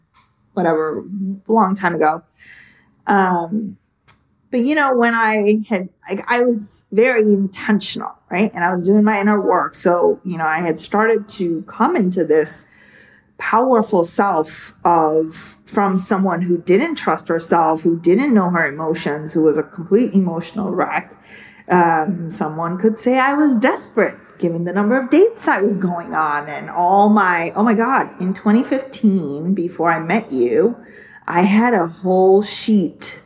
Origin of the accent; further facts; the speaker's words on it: India; moved away as an adult; also born or lived in San Francisco, United States; now in United States; I was born and raised in India, and I basically moved here to America when I was 18